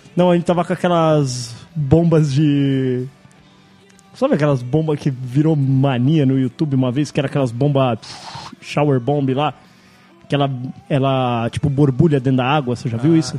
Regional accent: Brazil; nós somos do Brasil, a gente não tá acostumado com esse frio

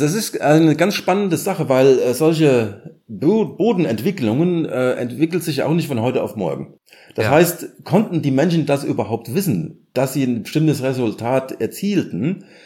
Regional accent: Germany; wir gedacht haben als Deutscher

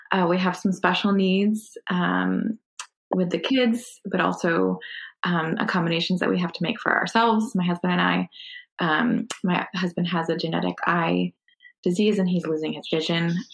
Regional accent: Connecticut, United States; moved away as an adult; also born or lived in Texas; now in Providence, United States; so I grew up in Connecticut, so I'm, I'm a New England girl.

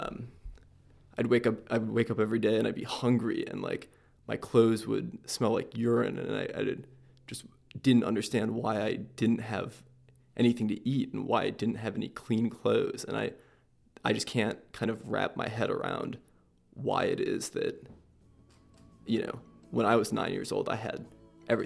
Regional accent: Michigan, United States; I grew up in Michigan in a relatively small town

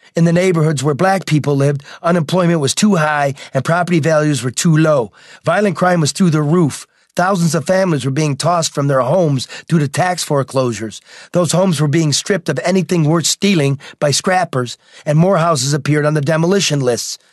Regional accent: Detroit, Michigan, United States; this was my hometown

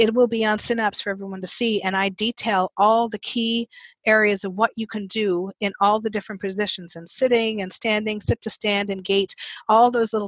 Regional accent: Canada; I'm Canadian

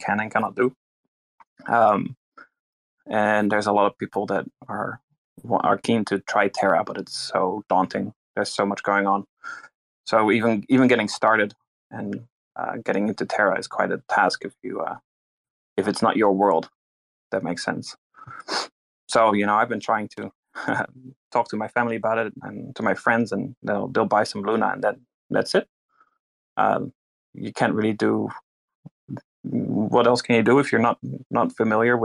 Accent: Netherlands; moved away as an adult; now in New Zealand; I'm from Holland, Netherlands, and I'm a resident in New Zealand, which took me 6 years.

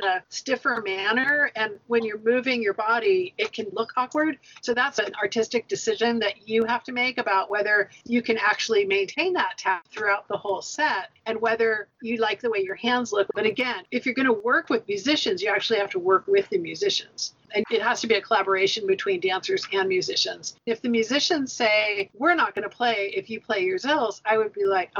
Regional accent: United States; we were American

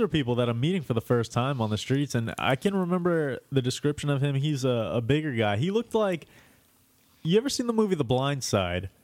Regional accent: New York, United States; moved away; I'm also from New York.

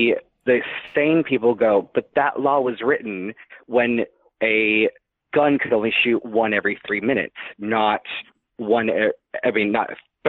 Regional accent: Chicago, Illinois, United States; accent: Chicago; moved away; as it's been shoved down my throat several times when people hear my accent, is that, well, Chicago

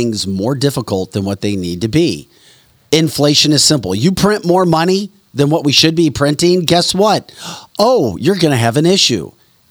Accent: St. Louis, Missouri, United States; moved away as an adult; I'm from St. Louis, and I know, but I didn't realize it until I spent, I don't know, 17 years working in television and other markets around the country. And then I moved back

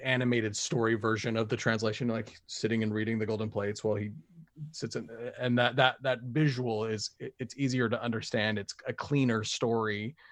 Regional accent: Springville, Utah, United States; moved away as an adult; also born or lived in Texas; I grew up in Springville, and the, in the time I was a, a kid, up until, uh, I left on my mission

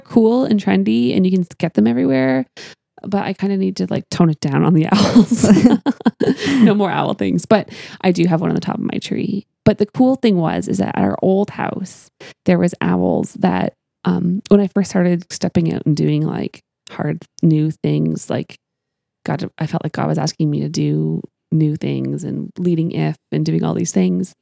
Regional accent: Canada; I'm from Canada

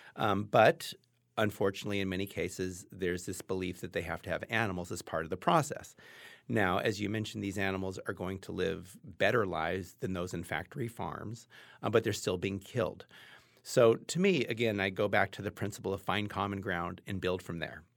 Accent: Los Angeles, California, United States; I grew up in Los Angeles in a middle class white house with a lot of privilege

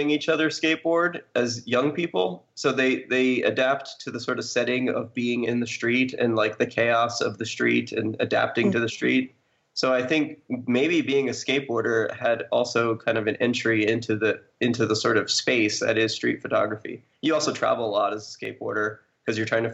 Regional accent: New York, United States; I'm originally from New York

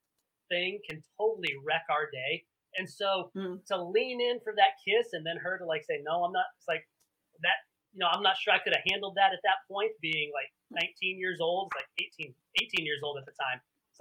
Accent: Germany; And I'm an Army brat. I grew up in the military. I grew up actually mostly in Germany.

